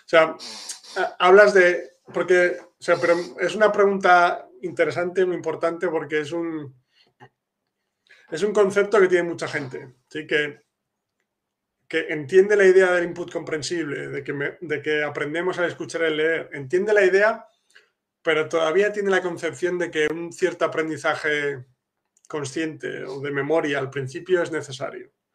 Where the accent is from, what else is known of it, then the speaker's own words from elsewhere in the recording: Spain; now in Poland; yo que soy de España